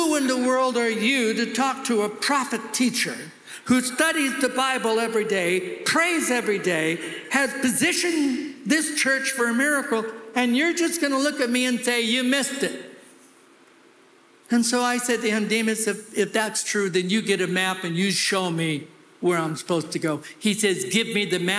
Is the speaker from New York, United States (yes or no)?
no; California, United States; I'm from California